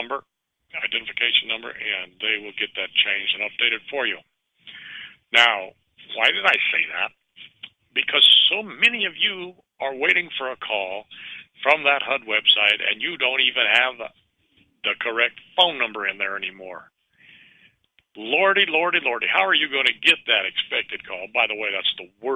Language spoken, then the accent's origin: English; Richmond, California, United States; I grew up in Richmond, California